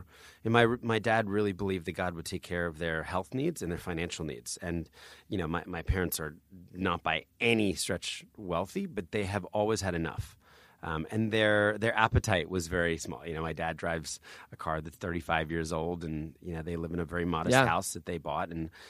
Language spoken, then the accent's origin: English; New Jersey, United States; also born or lived in Philadelphia; I always say I was born in Philadelphia, but now I've just fully embraced New Jersey.